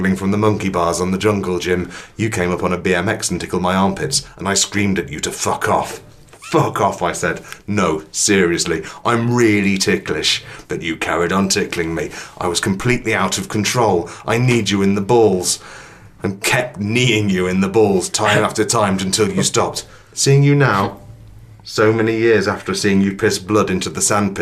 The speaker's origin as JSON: {"language": "English", "region": "England", "country": "United Kingdom", "said": "I'm English"}